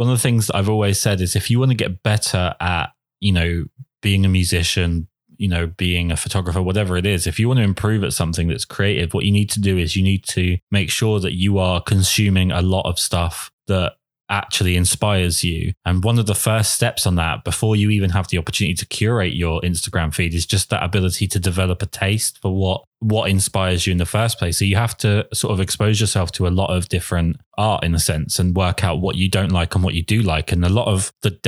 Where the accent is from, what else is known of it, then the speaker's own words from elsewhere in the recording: England, United Kingdom; as an English man